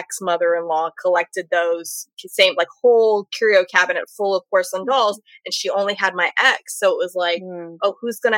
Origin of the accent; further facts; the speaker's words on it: California, United States; growing up in California